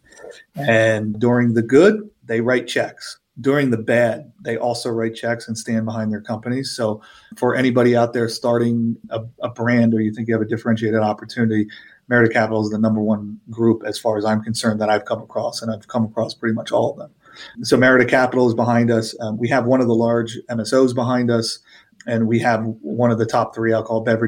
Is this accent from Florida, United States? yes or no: no; Philadelphia, Pennsylvania, United States; I'm from Philadelphia